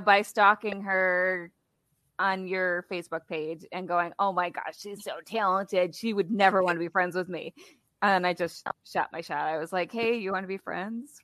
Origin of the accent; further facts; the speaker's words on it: Wisconsin, United States; I'm from Wisconsin